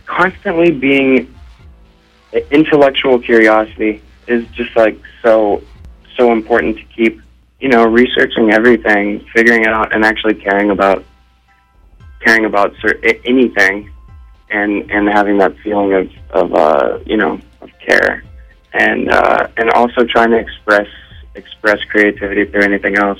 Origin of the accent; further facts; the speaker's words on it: Ohio, United States; growing up in Ohio